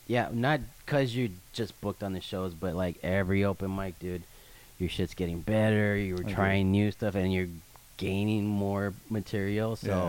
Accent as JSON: {"language": "English", "town": "El Paso", "region": "Texas", "country": "United States", "tie": "born or raised there", "moved": "yes", "said": "I actually did it in my hometown in El Paso, Texas for the first time."}